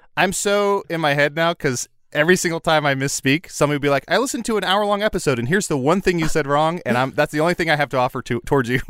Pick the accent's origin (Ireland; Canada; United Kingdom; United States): United States; Chicago, Illinois